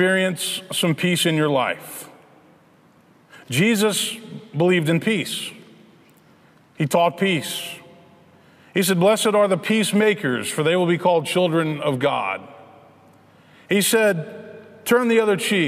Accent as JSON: {"language": "English", "town": "Memphis", "region": "Tennessee", "country": "United States", "tie": "born or raised there", "said": "Memphis, which is my hometown"}